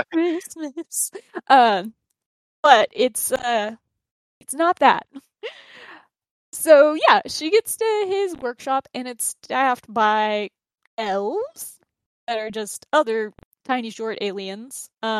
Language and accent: English; Louisiana, United States; we're all from Louisiana here